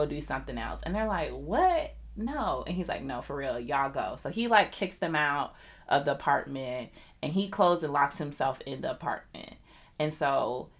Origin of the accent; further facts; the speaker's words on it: United States; being American